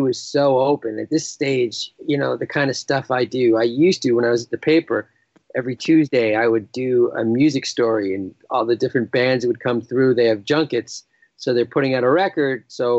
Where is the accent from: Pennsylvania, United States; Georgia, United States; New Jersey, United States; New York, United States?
New York, United States; moved away as an adult; now in Toronto, Canada; I'm from New York. I'm an American. My wife's Canadian, and I moved up here in 2005, let's say, to Toronto.